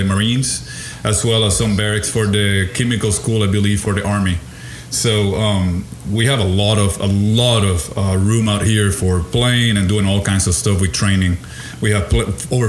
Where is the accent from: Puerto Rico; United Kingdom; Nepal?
Puerto Rico; moved away; So I was born and raised in Puerto Rico.